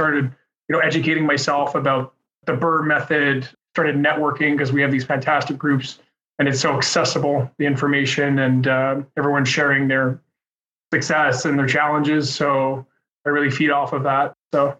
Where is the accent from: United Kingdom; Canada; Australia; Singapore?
Canada; Montreal, Quebec; Born and raised in Montreal